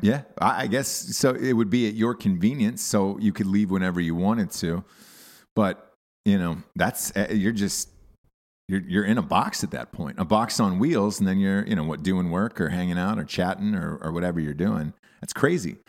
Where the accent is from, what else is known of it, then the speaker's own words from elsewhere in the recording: the South, United States; moved away; I'm from the South